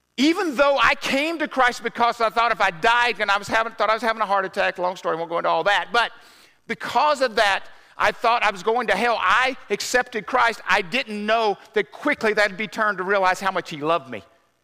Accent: Southern US, United States; I grew up in the South, so we used to have the Bible man come to school.

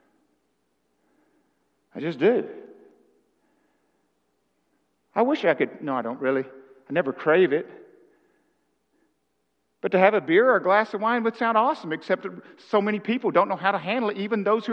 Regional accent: Arkansas, United States; I'm from Arkansas

